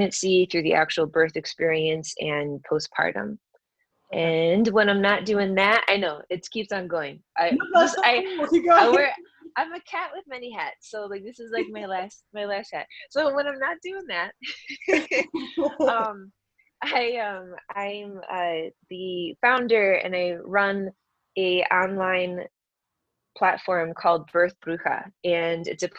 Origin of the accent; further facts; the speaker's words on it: Michigan, United States; moved away as an adult; also born or lived in San Francisco, California; I grew up in Michigan and I moved out to the Bay Area right after college